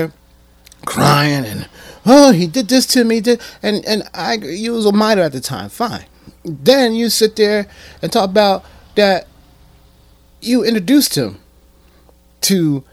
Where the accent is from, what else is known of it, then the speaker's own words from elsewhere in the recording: Atlantic City, New Jersey, United States; I'm born and raised in Atlantic City